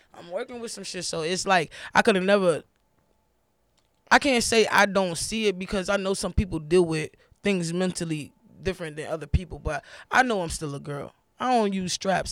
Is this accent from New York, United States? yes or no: yes; New York, United States; also born or lived in Florida; I was actually born in Florida, but I was raised in New York